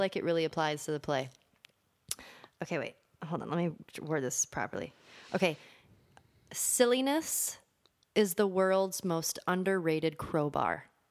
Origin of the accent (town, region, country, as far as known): Los Angeles, California, United States; born or raised there; also born or lived in Michigan